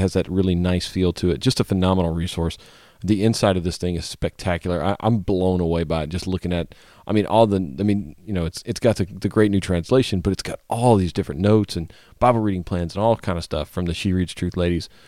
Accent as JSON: {"language": "English", "region": "Louisiana", "country": "United States", "tie": "born or raised there", "moved": "yes", "said": "I always enjoy trips to my home state"}